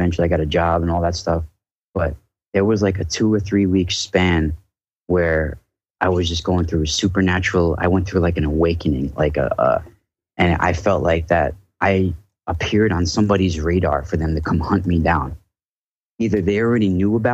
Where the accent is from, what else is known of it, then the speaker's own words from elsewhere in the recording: Rockland County, Hudson Valley, New York, United States; I grew up in Rockland. It's right on the Hudson River there. But I live about 20 minutes north of there now